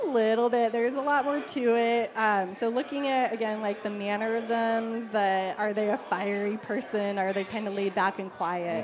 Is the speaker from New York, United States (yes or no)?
no; Denver, Colorado, United States; also born or lived in Littleton; I grew up here in Denver